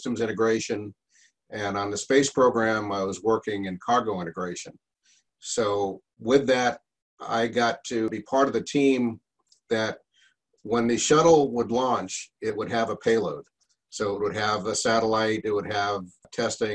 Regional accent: New York City, New York, United States; moved away as an adult; also born or lived in Norfolk, Virginia / Clearwater, Florida; growing up in New York

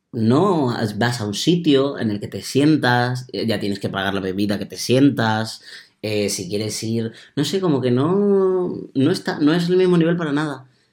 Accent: a village near Ciudad Real, Castilla-La Mancha, Spain; now in Madrid, Spain; en mi pueblo ya cuando salía a Ciudad Real, porque en mi pueblo tampoco salía mucho

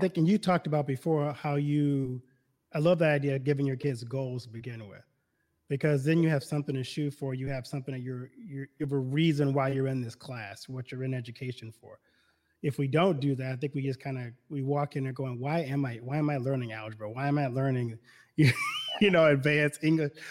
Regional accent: Baton Rouge, Louisiana, United States; moved away as an adult; also born or lived in Detroit / Milwaukee / Chicago; now in Iowa, United States; I'm originally from Louisiana. I grew up in Baton Rouge, Louisiana

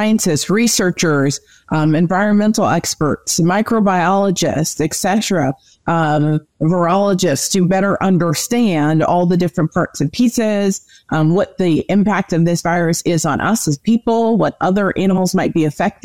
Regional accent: New Jersey, United States; also born or lived in Minnesota; I am originally from New Jersey, born and raised, and I now reside in South Jersey

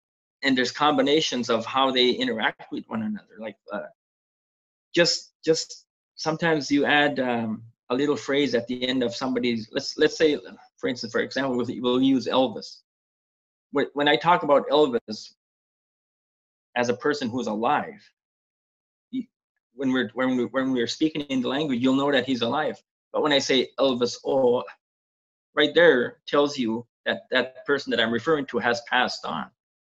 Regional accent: Canada; first language Mi'kmaq; English is a second language; because Mi'kmaq is my first language.

